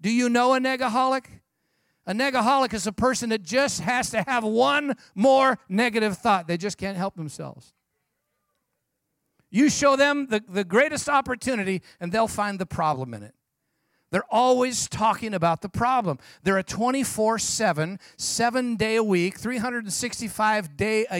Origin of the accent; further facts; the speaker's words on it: San Jose, California, United States; I'm from San Jose, California, as Pastor John mentioned